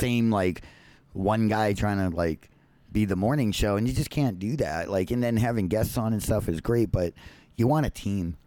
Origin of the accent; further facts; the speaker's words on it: Boston, Massachusetts, United States; moved away; I grew up in the Boston area